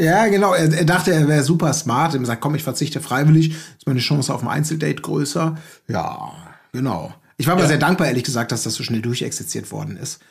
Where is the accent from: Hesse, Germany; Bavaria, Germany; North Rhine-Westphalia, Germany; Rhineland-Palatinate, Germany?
North Rhine-Westphalia, Germany; Gelsenkirchen; now in Hamburg, Germany; ich bin geboren in Gelsenkirchen, jetzt lebe ich in Hamburg